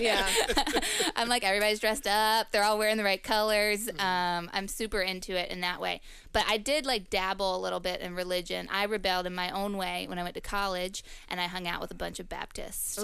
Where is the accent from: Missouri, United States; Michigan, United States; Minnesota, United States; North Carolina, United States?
North Carolina, United States; the hills of; I'm from the hills of North Carolina, but my family is from a mountainous area of Virginia.